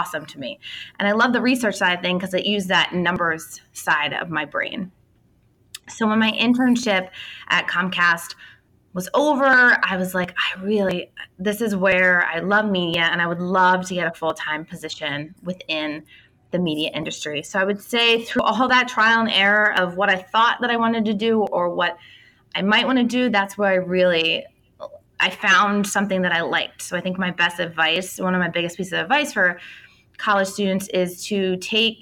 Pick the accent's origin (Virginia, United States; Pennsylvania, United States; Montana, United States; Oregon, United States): Pennsylvania, United States; outside of Philadelphia; I grew up outside of Philly